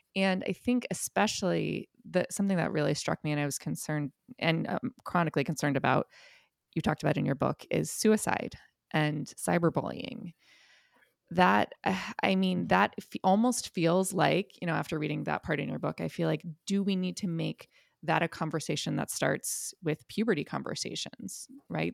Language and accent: English; Ohio, United States; I grew up in Ohio